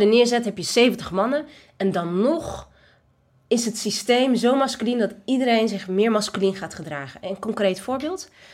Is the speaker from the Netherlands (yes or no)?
yes; Netherlands; ik ben geboren in Nederland. Ja. Dit is mijn thuis.